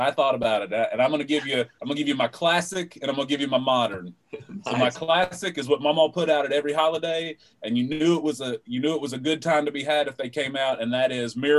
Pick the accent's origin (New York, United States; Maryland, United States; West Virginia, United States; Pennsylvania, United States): West Virginia, United States; Hamlin; moved away as an adult; also born or lived in Los Angeles, California / Washington, D.C.; I grew up in a town called Hamlin, but I didn't grow up in town. I grew up out in the country at a place called Coon Creek, and I grew up on … Farm. And it's the best place I could have ever been raised.